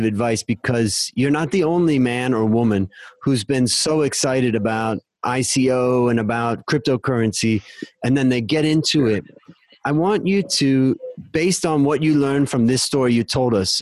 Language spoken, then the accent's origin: English; United States; now in Thailand; growing up in America